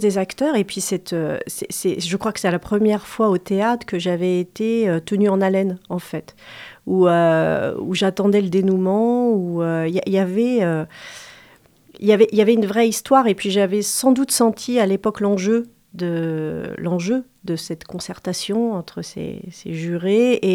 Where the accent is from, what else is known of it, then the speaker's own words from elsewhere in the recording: Angers, Pays de la Loire, France; je suis née à, Angers, c'est très banal